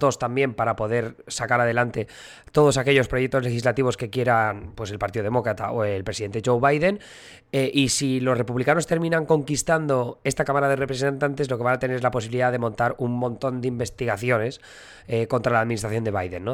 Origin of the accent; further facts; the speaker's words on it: Alcoy, Valencian Community, Spain; moved away as an adult; now in United States; una festividad que se hace en mi pueblo, en Alcoy